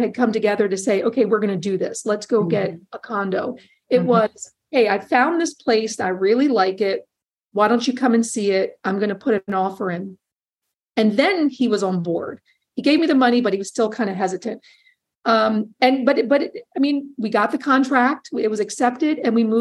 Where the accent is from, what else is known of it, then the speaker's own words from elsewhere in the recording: Hagerstown, Maryland, United States; also born or lived in Silver Spring, Maryland; I'm originally from Hagerstown, Maryland.